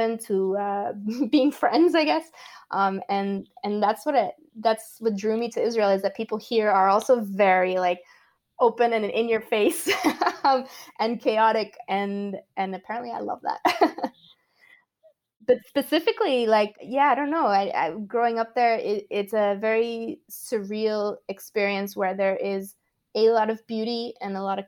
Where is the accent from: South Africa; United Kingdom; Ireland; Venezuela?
Venezuela; Caracas, Capital District; moved away as an adult; I was born and grew up in Venezuela until I was 18